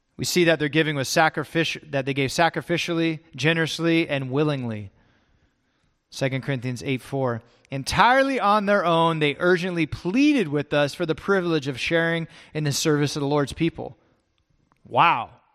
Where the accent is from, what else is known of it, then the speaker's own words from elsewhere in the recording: California, United States; also born or lived in Texas; I grew up in California